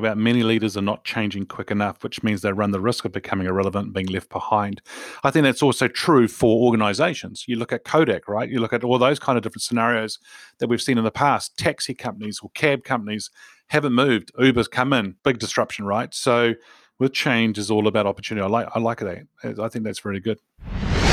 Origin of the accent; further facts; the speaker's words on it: New Zealand; I'm a Kiwi